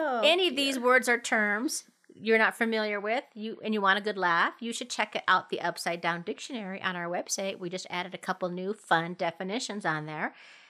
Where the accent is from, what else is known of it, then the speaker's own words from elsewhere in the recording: Minnesota, United States; now in Colorado, United States; I grew up in Minnesota.